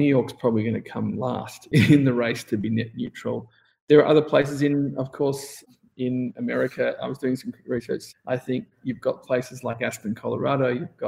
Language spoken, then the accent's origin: English; Australia; I mean, I came from Australia where it was a mandatory 4-week holiday plus all the public holidays plus.